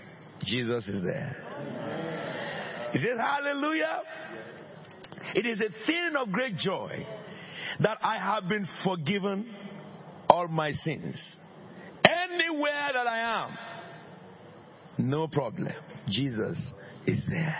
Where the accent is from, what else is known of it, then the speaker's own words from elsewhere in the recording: Abeokuta, Ogun State, Nigeria; moved away; I am from under the rock. Abeokuta.